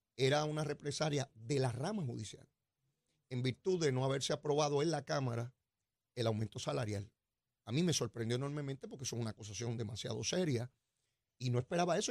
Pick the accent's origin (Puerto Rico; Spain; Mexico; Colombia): Puerto Rico; San Juan; yo soy como me crié allí en Capetillo y allá en Río Piedra, yo soy el mismo pájaro que se crió allí.